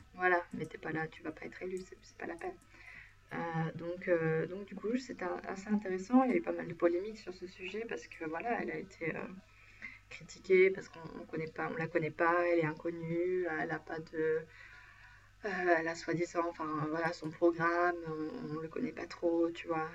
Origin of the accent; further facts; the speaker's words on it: France; now in Sweden; moi je suis française